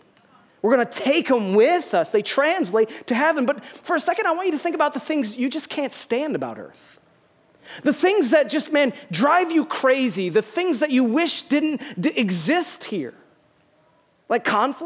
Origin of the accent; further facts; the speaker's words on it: United States; also born or lived in Rochester; We're from the United States of America